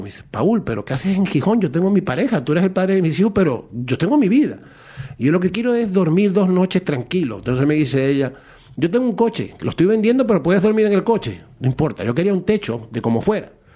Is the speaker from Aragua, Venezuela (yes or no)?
no; Maracaibo, Zulia, Venezuela; moved away as an adult; now in Spain; yo soy de Maracaibo